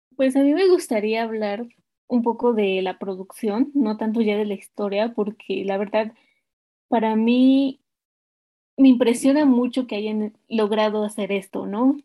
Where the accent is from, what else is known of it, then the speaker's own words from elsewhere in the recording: Mexico; nosotros que somos mexicanos